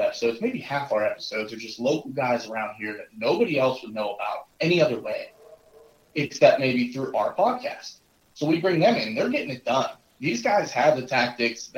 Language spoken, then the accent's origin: English; Northwest Pennsylvania, United States; I also grew up in this area. We're up in Northwest Pennsylvania